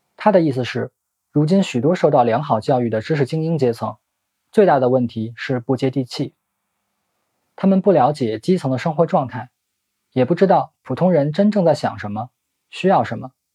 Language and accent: Chinese; Beijing, China; 我本人在北京出生，虽然从小到大搬过几次家，但基本都没离开过南城，距离浙江村的位置都不算远